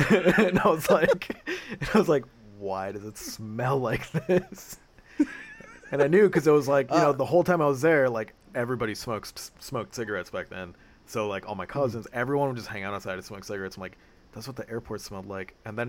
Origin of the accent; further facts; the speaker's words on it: Southern California, United States; now in Northern California, United States; Because I grew up in Southern California, and there is no fucking seasonal change down there.